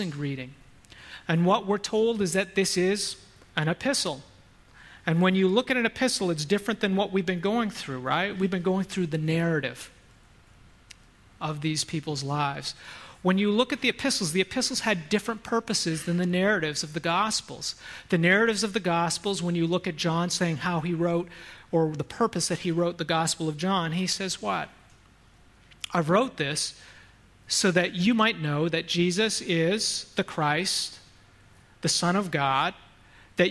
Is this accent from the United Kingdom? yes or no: no; Canada; moved away; I grew up in Canada